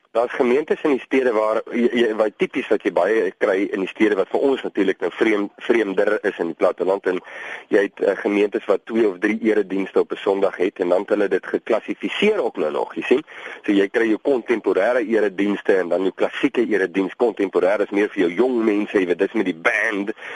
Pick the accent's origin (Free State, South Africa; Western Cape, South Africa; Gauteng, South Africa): Western Cape, South Africa; Vredendal; ons kom van Vredendal